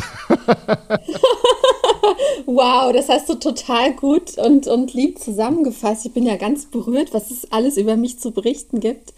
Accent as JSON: {"language": "German", "town": "Markkleeberg", "region": "Saxony", "country": "Germany", "tie": "born or raised there", "also_born_or_lived": "Leipzig", "moved": "as an adult", "lives_now": "Berlin, Germany", "said": "ich komme eigentlich ursprünglich aus Leipzig. Ich bin ein Ossi. Da bin ich geboren"}